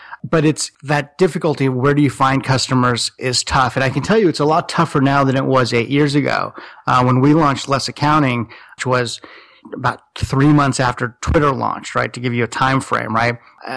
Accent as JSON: {"language": "English", "town": "Los Angeles", "region": "California", "country": "United States", "also_born_or_lived": "Silicon Valley", "said": "I'm from Los Angeles"}